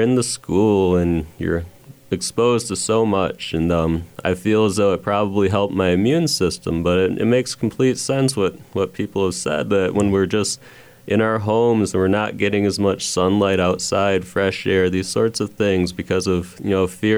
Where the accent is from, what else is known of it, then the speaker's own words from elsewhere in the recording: Michigan, United States; moved away; I'm from Michigan